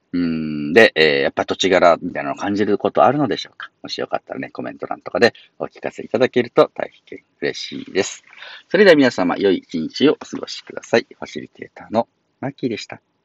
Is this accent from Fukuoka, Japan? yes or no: no; Shingu, Wakayama, Japan; moved away; 僕ももともとね、和歌山、あ新宮というところが出身なんで